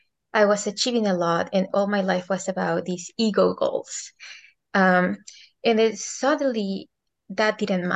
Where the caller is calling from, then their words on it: Hawaii, United States; So I'm right now in Hawaii.